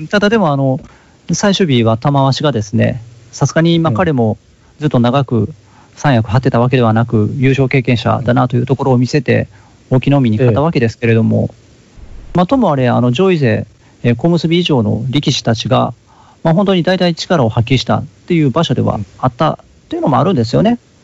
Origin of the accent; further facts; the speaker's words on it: Hikone, Shiga, Japan; moved away; 私もあの実家が滋賀県の彦根市